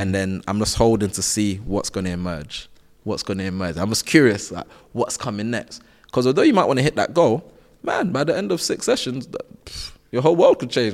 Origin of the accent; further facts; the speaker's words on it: London, United Kingdom; I'm from South London. Like, I went to schools where, um, we weren't really trying to do extra